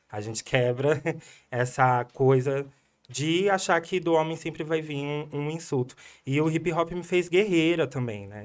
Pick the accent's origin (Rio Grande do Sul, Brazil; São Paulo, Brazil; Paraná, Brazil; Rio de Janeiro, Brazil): São Paulo, Brazil; also born or lived in Jabaquara, São Paulo; eu cresci Jardim Fontanes, Jova Rural